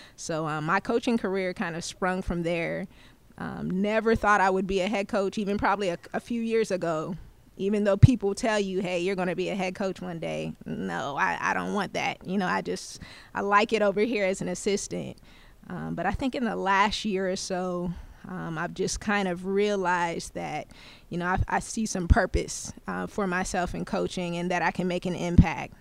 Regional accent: Moncks Corner, South Carolina, United States; now in Clarksville, United States; a small town by the name of Monk's Corner, South Carolina is actually, uh, where I'm from

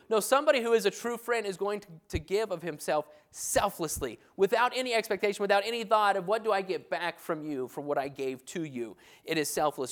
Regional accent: New Mexico, United States; moved away as an adult; I grew up in New Mexico

